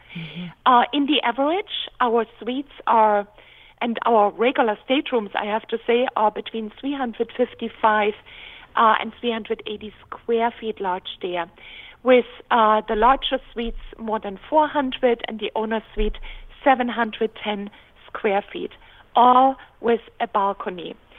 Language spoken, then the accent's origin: English; Dresden, Saxony, Germany; moved away; I was born in Germany on the Elbe River, beautiful city of Dresden.